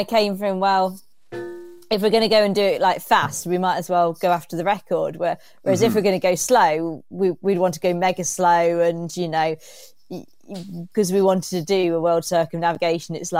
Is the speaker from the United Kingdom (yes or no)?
yes; Reading, South East England, United Kingdom; now in Derby, United Kingdom; I'm actually from Reading, which is a bit further south